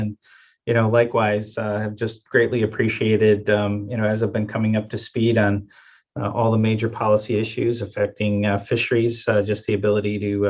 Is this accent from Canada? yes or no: no; Wisconsin, United States; moved away as an adult; Born and raised in Wisconsin